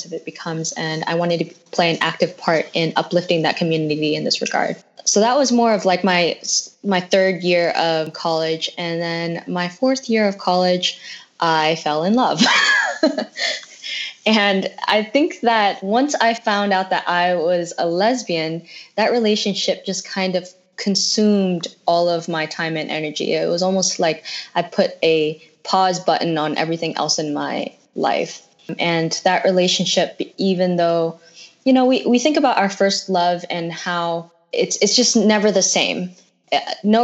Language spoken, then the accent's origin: English; San Jose, California, United States; moved away as an adult; also born or lived in San Francisco; now in Los Angeles, United States; I grew up in San Jose